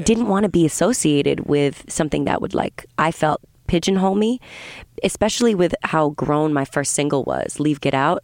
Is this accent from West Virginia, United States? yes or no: no; south of Boston, Massachusetts, United States; also born or lived in Vermont / New England; I grew up mostly in, uh, south of Boston.